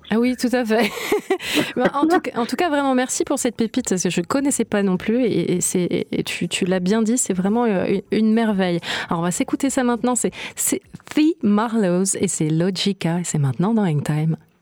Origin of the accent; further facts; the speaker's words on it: Marseille, Provence-Alpes-Côte d'Azur, France; par chez nous à Marseille